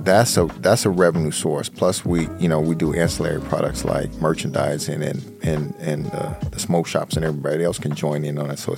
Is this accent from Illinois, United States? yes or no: yes; Chicago, Illinois, United States; We're from Chicago